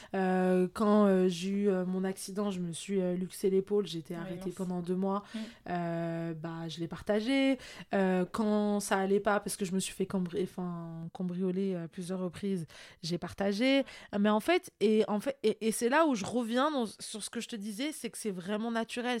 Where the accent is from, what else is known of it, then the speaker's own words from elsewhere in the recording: France; also born or lived in Morocco (ancestry); je suis marocaine d'origine et même si je suis française